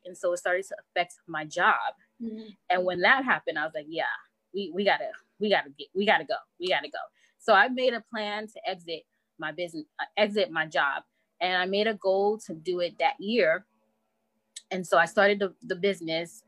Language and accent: English; Bahamas; my background is Haitian, so my parents are Haitian, and nice. I'm from the Bahamas